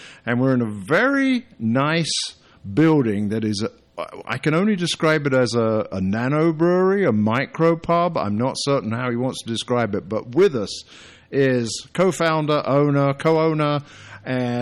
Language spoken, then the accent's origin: English; United Kingdom; moved away; I'm the Brit